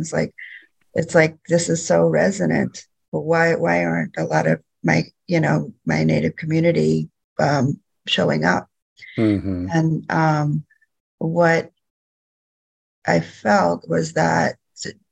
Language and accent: English; Louisiana, United States; also born or lived in Bay Area, California / Sacramento, California; now in California, United States; I'm originally from Louisiana. My tribe is United Home and Nation, but at this point in my life, I'm living in California.